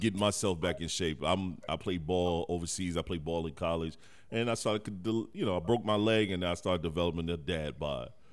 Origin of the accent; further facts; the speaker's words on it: Detroit, Michigan, United States; moved away; also born or lived in South Carolina; I'm from Detroit, right. Michigan. I'm born in the '80s. I've seen crack sweep through my city and even when I moved down south